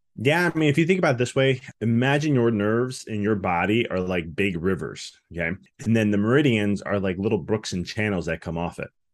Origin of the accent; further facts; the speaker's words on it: Chicago, Illinois, United States; moved away as an adult; now in Tennessee, United States; I'm originally from Chicago